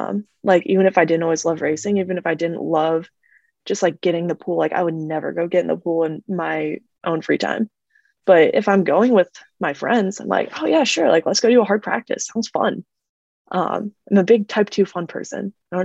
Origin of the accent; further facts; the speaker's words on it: Arizona, United States; born there; Which is funny because I'm actually not. I was born in Arizona.